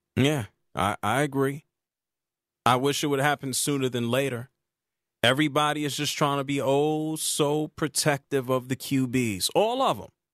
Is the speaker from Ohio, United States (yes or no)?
no; Atlanta, Georgia, United States; I'm from Atlanta, live in Atlanta.